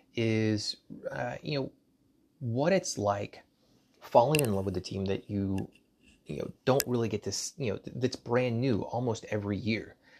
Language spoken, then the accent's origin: English; Dallas, Texas, United States; Dallas, Texas, my hometown